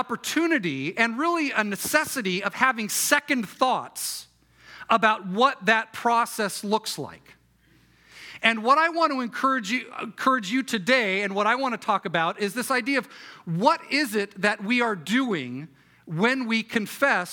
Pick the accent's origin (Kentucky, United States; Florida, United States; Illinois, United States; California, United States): California, United States; Irvine; I grew up in Irvine